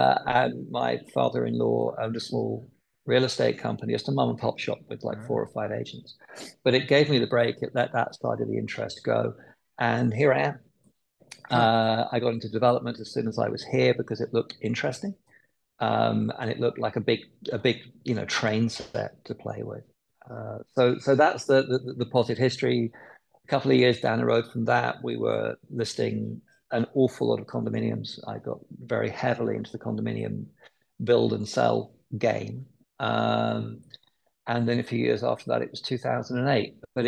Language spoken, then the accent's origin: English; London, United Kingdom; now in Phoenix, United States